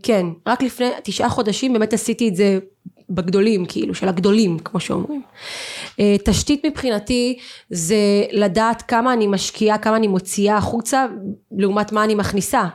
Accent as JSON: {"language": "Hebrew", "town": "Eilat", "region": "Southern District", "country": "Israel", "also_born_or_lived": "Central Israel", "moved": "yes", "said": "אני, אני אילתית, אוקיי? אילתית עיר קטנה, חמה, קטנה"}